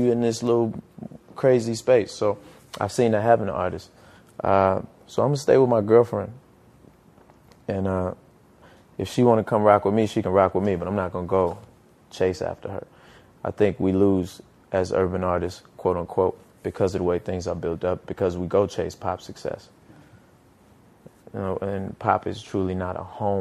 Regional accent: Petersburg, Virginia, United States; my hometown of Petersburg

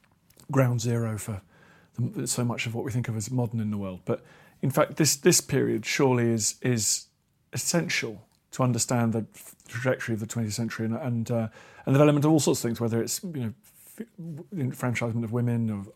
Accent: United Kingdom; I think as a Brit, it's an interesting book to read

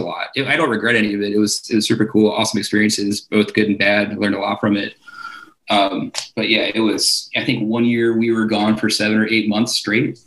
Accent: Towson, Maryland, United States; I grew up in Baltimore, uh, technically in Towson. Um, pretty much grew up there. Went to high school there

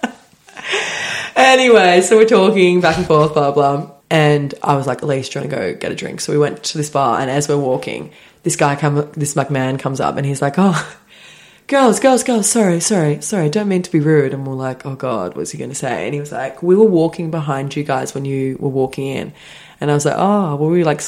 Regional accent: Sydney, New South Wales, Australia; we're from Sydney

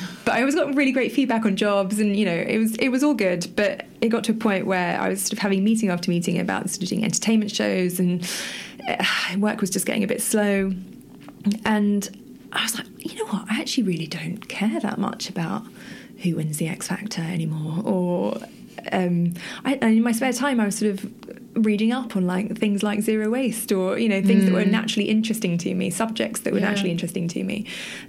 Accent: United Kingdom; as a Brit

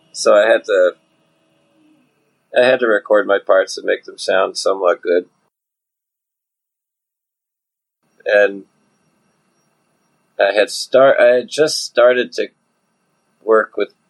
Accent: Providence, Rhode Island, United States; also born or lived in Nashville; I grew up in Providence

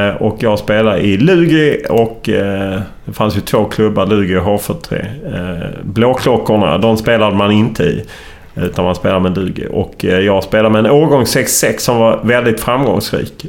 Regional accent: Lund, Skåne, Sweden; accent: Skåne dialect; also born or lived in Gothenburg; jag är uppvuxen i Lund. Jag har faktiskt aldrig bott i Landskrona

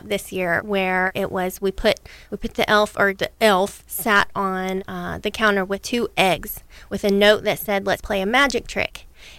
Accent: United States; also born or lived in Texas / Jacksonville, Florida; I grew up in Texas and in Jacksonville, so I never really had snow.

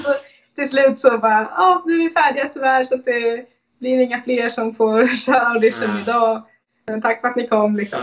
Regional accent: Sweden; Både som svensk och, och kvinna

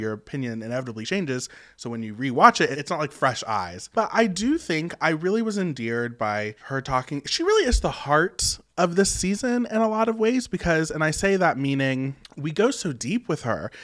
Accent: West Virginia, United States; moved away; I'm from West Virginia. As y'all know, very super rural, one stoplight county, very that. And, you know, it is very traditional

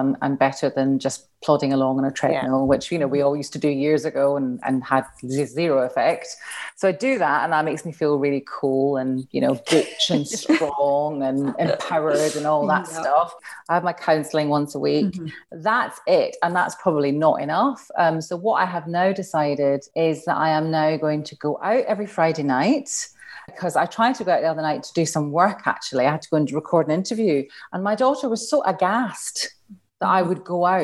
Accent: Glasgow, Scotland, United Kingdom; But I grew up in Glasgow as well.

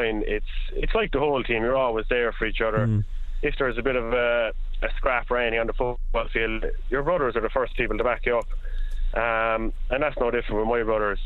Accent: Union Hall, Munster, Ireland; the village we're in Union Hall, it's such a small village

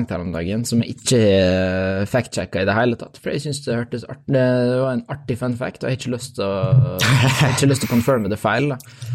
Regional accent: Norway; Ærlig talt, som en nordmann som sitter og hører nyheter fra USA om liksom school shootings og, uh, og police brutality og styr altså

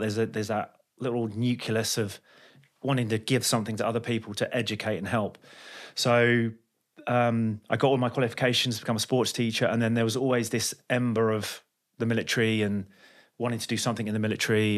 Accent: London, United Kingdom; I'm from London.

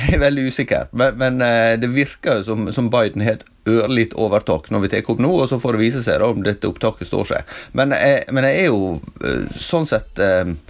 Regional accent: Sunnmøre, Møre og Romsdal, Norway; moved away; jeg er iallfall kommet til, til mine heimtrakter her

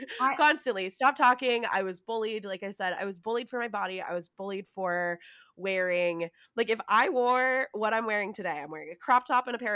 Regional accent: United States; I grew up in Tahoe.

